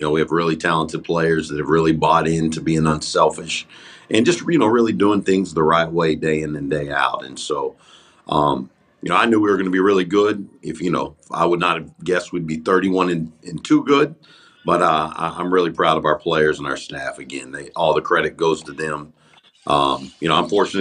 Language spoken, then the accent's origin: English; Dallas-Fort Worth area, Texas, United States; also born or lived in Alabama; now in Langston, United States; I'm from the Dallas-Fort Worth area